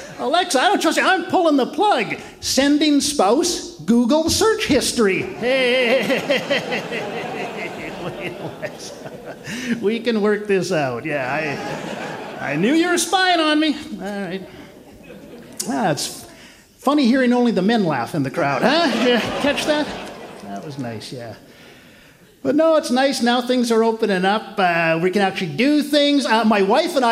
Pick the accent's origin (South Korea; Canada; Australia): Canada; I'm from Canada.